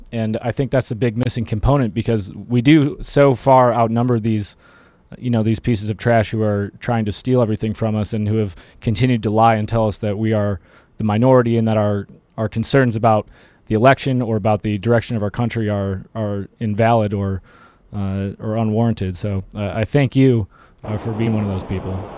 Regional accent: Michigan, United States; moved away; I'm from Michigan

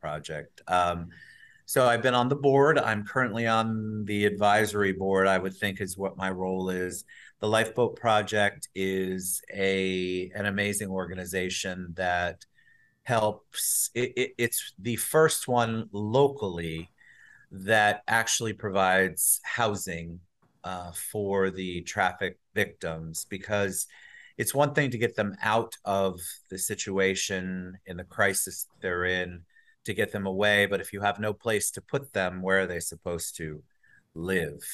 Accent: New Jersey, United States; also born or lived in New York; now in Orlando, United States; I was born up in New Jersey

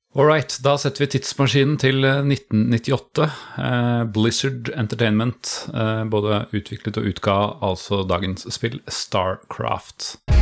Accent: Sørlandet, Norway; Jeg er eh, sørlending

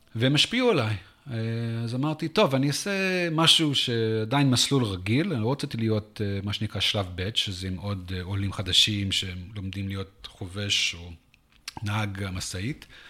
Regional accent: San Antonio, Texas, United States; Hebrew is a second language; moved away as an adult; also born or lived in South Africa / Washington, D.C. / Jerusalem, Israel; now in Israel; אני גדלתי בעיקר בטקסס, בסן אנטוניו

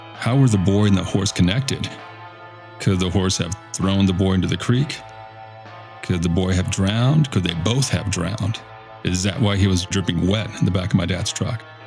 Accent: Victoria, Texas, United States; I grew up in South Texas, Victoria to be precise

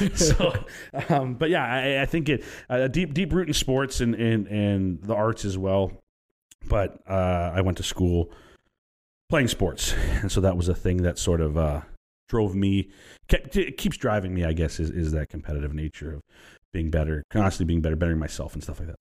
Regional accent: Vancouver, British Columbia, Canada; also born or lived in Burnaby; I grew up in Vancouver and Burnaby primarily

